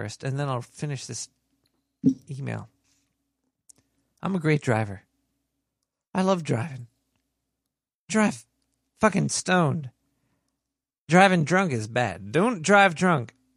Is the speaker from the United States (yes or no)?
yes; New York, United States; I was born and raised and stuck in New York.